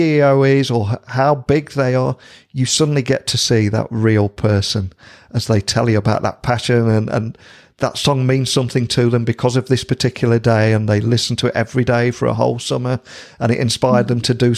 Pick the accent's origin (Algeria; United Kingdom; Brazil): United Kingdom; as a Brit